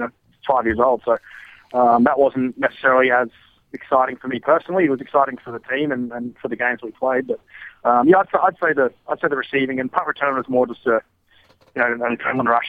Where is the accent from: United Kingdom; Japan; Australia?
Australia; moved away as an adult; from Australia